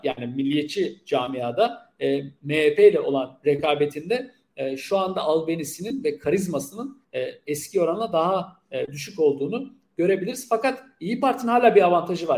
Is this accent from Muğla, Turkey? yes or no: yes; Milas, Muğla, Turkey; Milas'ta yani ki benim de memleketim